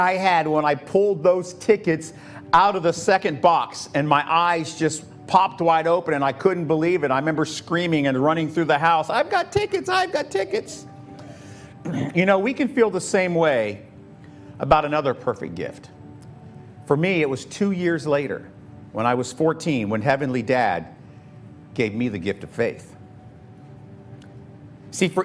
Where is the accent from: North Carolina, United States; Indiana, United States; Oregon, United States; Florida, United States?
Florida, United States; Tampa; growing up in Tampa